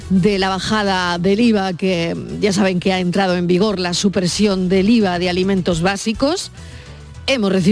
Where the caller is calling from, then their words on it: Seville, Andalusia, Spain; de Sevilla.